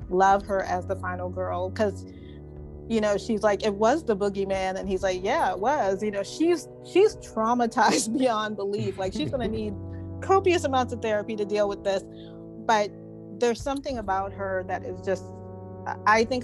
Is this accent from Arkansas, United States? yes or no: no; South Carolina, United States; Halloween 2018 was actually filmed in my home state